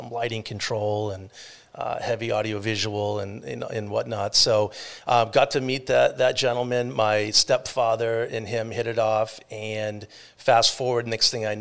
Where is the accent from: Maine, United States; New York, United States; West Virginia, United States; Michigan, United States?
Maine, United States; Portland; moved away as an adult; now in Sarasota, United States; was living in Portland, Maine at the time, and which is my hometown